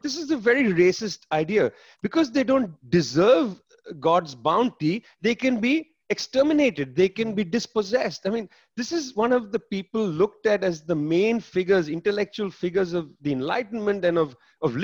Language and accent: English; Kolkata, West Bengal, India; I was born in Calcutta, in Bengal